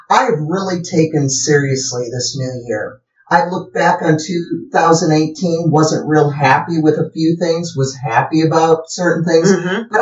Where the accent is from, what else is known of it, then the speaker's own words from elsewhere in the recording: South Dakota, United States; Growing up in South Dakota. up in South Dakota, where we had lots of fields and we went running all